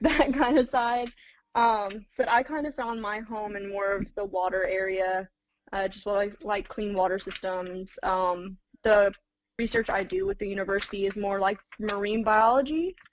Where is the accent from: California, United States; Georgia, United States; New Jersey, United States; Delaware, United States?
Georgia, United States; Clayton County; also born or lived in Florida; the Clayton County area, uh, and I grew up there pretty much all of my memorable life